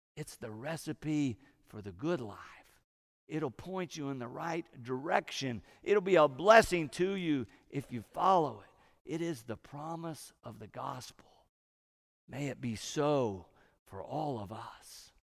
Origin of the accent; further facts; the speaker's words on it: Okmulgee, Oklahoma, United States; also born or lived in Tulsa, Oklahoma / Enid, Oklahoma; I grew up in Okmulgee